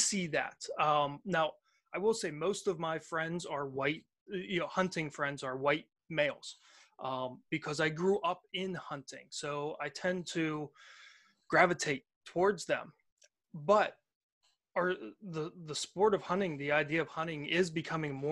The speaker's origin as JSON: {"language": "English", "town": "Pittsburgh", "region": "Pennsylvania", "country": "United States", "tie": "born or raised there", "said": "I was born in Pittsburgh, Pennsylvania. I've lived around here in southwestern Pennsylvania my entire life"}